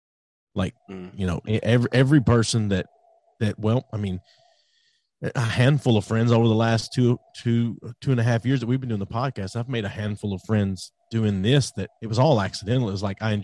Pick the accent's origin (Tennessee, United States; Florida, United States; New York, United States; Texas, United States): Tennessee, United States; Pulaski; I'm from Pulaski, Tennessee